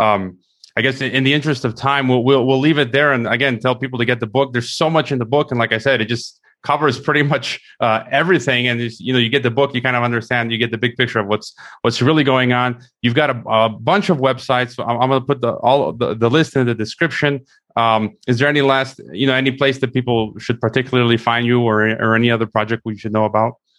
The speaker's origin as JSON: {"language": "English", "country": "United States", "moved": "yes", "lives_now": "Mexico", "said": "I'm an American."}